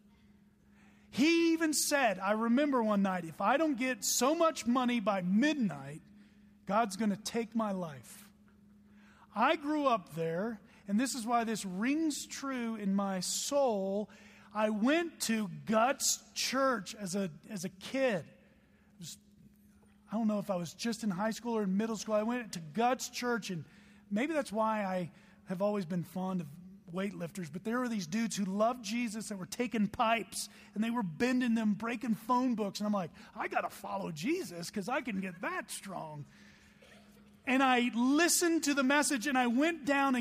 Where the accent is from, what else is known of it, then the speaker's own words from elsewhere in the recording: Tulsa, Oklahoma, United States; I grew up in Tulsa, Oklahoma